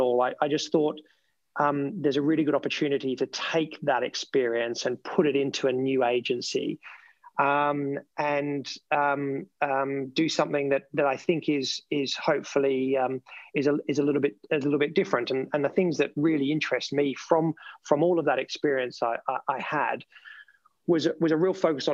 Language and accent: English; Melbourne, Victoria, Australia; accent: Australian; now in United Kingdom; the tip of the peninsula just outside of Melbourne, which is where I came from and where my family still is.